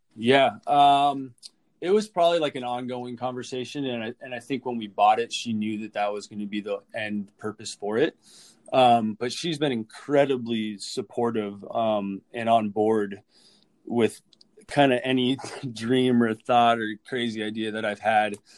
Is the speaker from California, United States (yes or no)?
yes; Orange County, California, United States; moved away as an adult; also born or lived in San Diego, California; now in Minnesota, United States; born and raised in Orange County, California